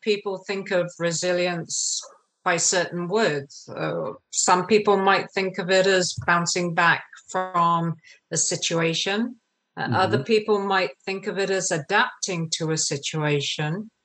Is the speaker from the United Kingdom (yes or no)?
yes; England, United Kingdom; I grew up in England, as you can maybe tell from my accent.